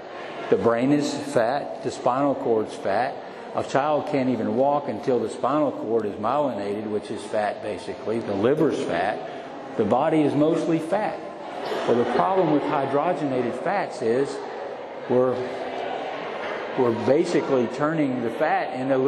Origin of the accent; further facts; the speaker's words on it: North Carolina, United States; I literally had an outhouse growing up in North Carolina